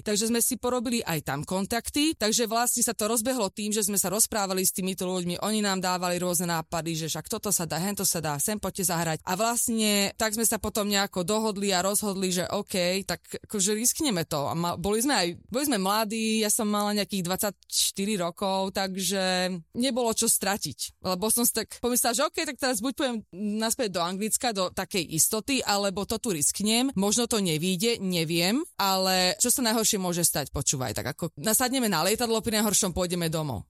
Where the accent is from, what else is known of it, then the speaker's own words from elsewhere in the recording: Slovakia; moved away as an adult; also born or lived in England / Texas, United States; now in Santa Barbara, United States; my sme boli zo Slovenska